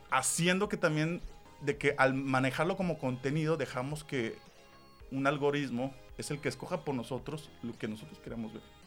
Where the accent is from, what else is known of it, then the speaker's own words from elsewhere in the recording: Monterrey, Nuevo León, Mexico; Yo como persona que nací en esta ciudad o esta tierra, no pertenezco.